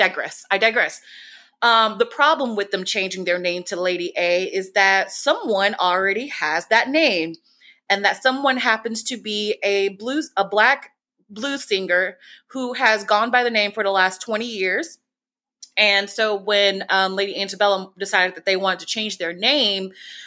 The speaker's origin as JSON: {"language": "English", "region": "the South", "country": "United States", "said": "I'm from the South."}